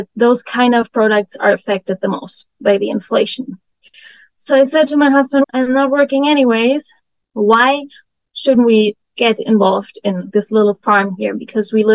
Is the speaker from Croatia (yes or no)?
no; Germany; moved away as an adult; now in United States; I grew up in Germany in a village with 900 inhabitants